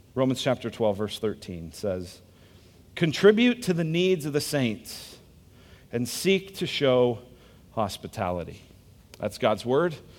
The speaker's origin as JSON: {"language": "English", "country": "United States", "said": "I'm American"}